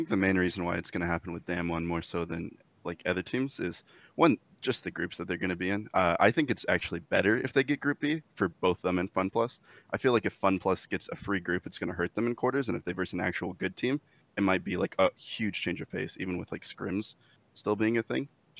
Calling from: Monrovia, California, United States; I'm calling from Monrovia, California.

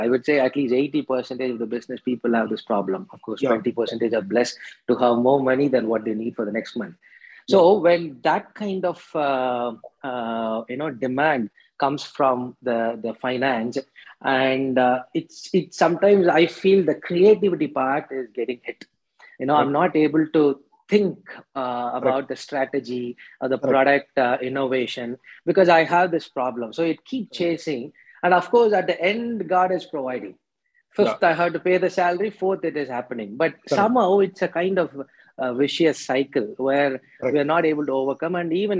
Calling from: Bangalore, Karnataka, India; I'm calling you from Bangalore.

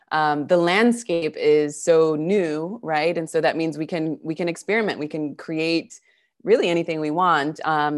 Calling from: Argentina; So we've got, as I said, I'm calling from Argentina.

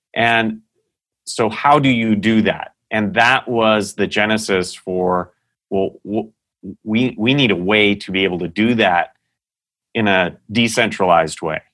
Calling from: Scottsdale, Arizona, United States; I'm, uh, calling in from Scottsdale, Arizona, where Dashcore Group is headquartered.

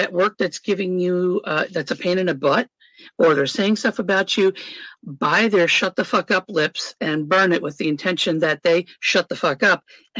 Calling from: Indiana, United States; Am in northern Indiana. I am 5 minutes from the Michigan border, so I'm that far up.

